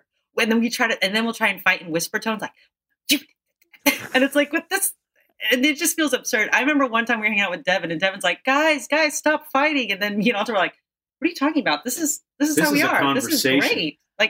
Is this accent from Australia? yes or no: no; Philippines; Ed, because I'm the Filipino.